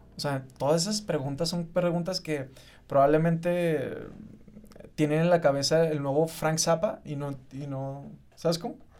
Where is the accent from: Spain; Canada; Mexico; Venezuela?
Mexico; me identifica como un mexicano mestizo